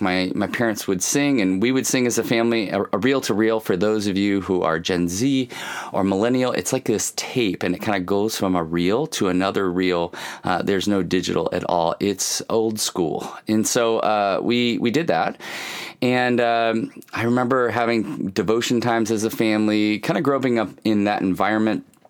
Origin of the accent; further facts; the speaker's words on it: Kalamazoo, Michigan, United States; I grew up in Kalamazoo, Michigan. I was born in Kalamazoo, Michigan